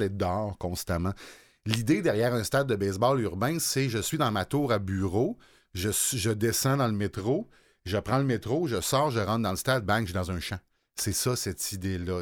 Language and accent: French; Baie-Saint-Paul, Quebec, Canada; j'habitais Baie-Saint-Paul quand j'étais jeune dans Charlevoix